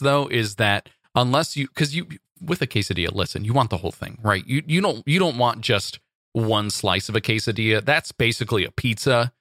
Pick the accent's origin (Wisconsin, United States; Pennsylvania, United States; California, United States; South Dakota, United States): California, United States; Santa Monica; Santa Monica, my hometown turf-ish